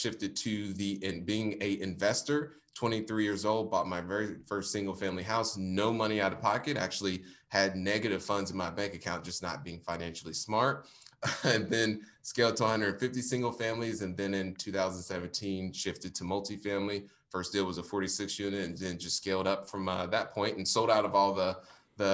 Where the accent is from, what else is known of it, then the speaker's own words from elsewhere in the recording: Indianapolis, Indiana, United States; based in Indianapolis, Indiana, born and raised